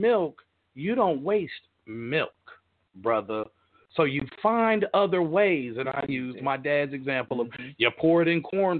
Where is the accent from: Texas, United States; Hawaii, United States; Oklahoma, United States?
Oklahoma, United States; Tulsa; I grew up on Reservoir Hill.